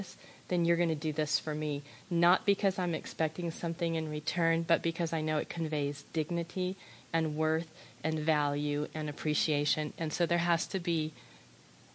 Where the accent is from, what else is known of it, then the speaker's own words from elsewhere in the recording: United States; as an American